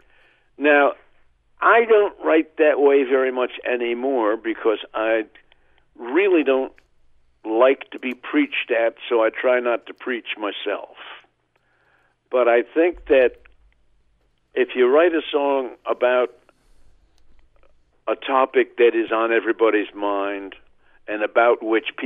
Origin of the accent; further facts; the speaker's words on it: Oklahoma, United States; my hometown in Oklahoma